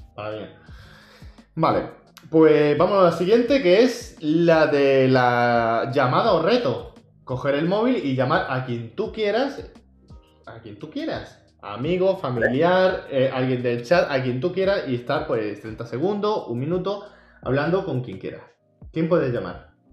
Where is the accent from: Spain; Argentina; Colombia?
Spain; Andalusia; no soy el típico andaluz